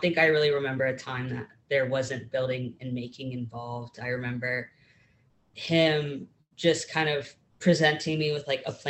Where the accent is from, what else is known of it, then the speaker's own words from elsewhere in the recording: Pittsburgh, Pennsylvania, United States; now in Columbia, United States; originally I was born in Pittsburgh and grew up in a suburb of Pittsburgh